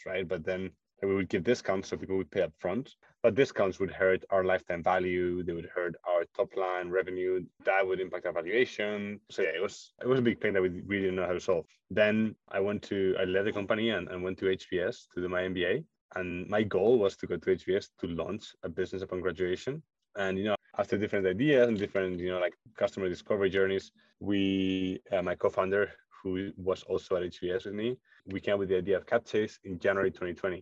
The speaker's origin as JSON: {"language": "English", "country": "Spain", "also_born_or_lived": "Munich, Germany", "moved": "as an adult", "said": "I'm originally from Spain"}